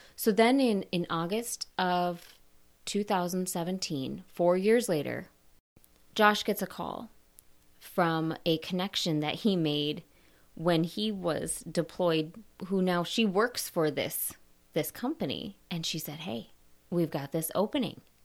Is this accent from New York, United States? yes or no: no; Minnesota, United States; moved away as an adult; also born or lived in Michigan / Wisconsin / Texas; I grew up in Minnesota